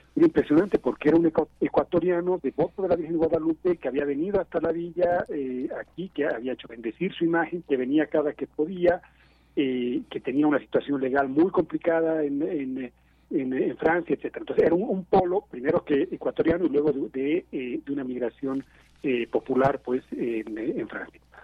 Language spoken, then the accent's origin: Spanish; Bolivia; now in Mexico City, Mexico; yo soy boliviano y soy mexicano a la vez